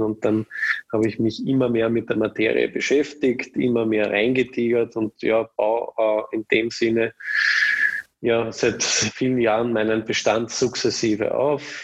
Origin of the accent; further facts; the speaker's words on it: Vienna, Austria; bin auch ein echter Wiener